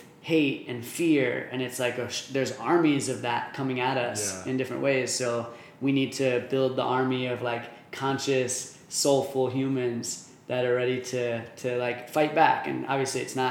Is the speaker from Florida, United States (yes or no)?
no; New Jersey, United States; moved away as an adult; also born or lived in Michigan; now in Arizona, United States; I'm from New Jersey originally